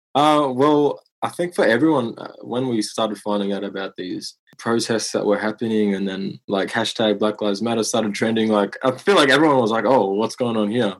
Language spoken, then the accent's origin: English; Moama, New South Wales, Australia; I grew up in a small country town on the border of New South Wales and Victoria called Moama